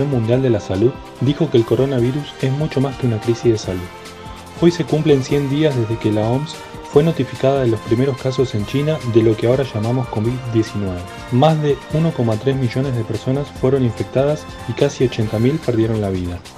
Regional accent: Buenos Aires, Argentina; Soldati y somos de la Comuna 8, por lo que es clave para todos los vecinos saber qué ocurre en la Junta Comunal.

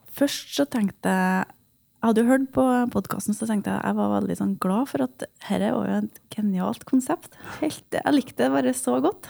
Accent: Grong, Trøndelag, Norway; jeg er jo en uskyldig nordtrønder. Jeg kommer fra Grong i Namdalen

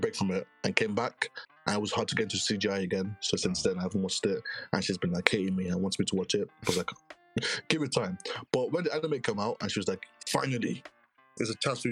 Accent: Ghana; I'm Ghanaian

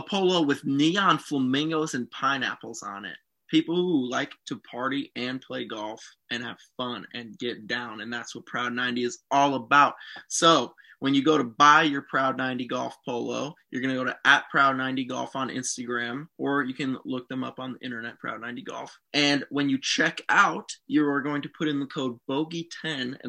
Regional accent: Bloomington, Illinois, United States; moved away; I'm from Bloomington, Illinois, everybody, originally, Bloomington Normal

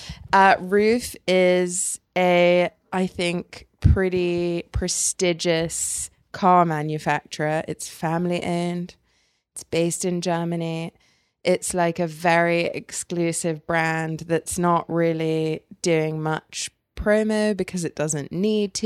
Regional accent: England, United Kingdom; now in United States; I'm English

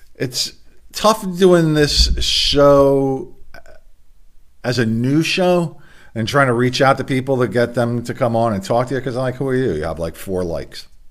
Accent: Delaware, United States; my home state of Delaware

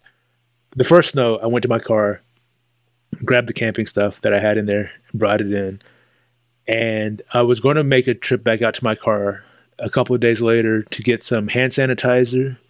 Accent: Texas, United States; as a Texan

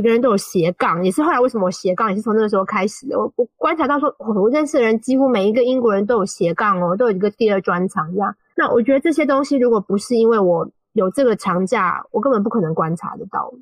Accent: Taiwan; first language Mandarin Chinese; moved away as an adult; also born or lived in China; now in United Kingdom; 我是来自台湾

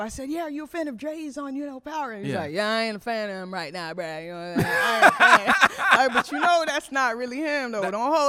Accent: Broward County, Florida, United States; also born or lived in Ottawa, Canada; Broward County is where I'm raised

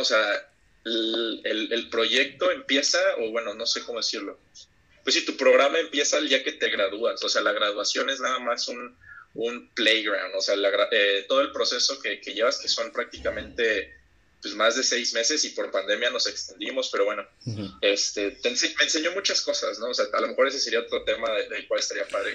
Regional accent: Huatulco, Oaxaca, Mexico; moved away as an adult; also born or lived in Mexico City; yo soy de, de Bahías de Huatulco, de la costa. Eh, realmente pues soy originario de la Ciudad de México, pero pues, crecí ahí, viví ahí prácticamente mi, mi adolescencia, toda, toda mi vida hasta los 18 más o menos

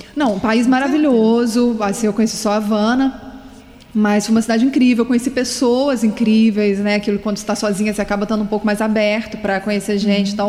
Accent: Minas Gerais, Brazil; now in Vila Velha, Brazil; Eu sou de Minas e mineiro

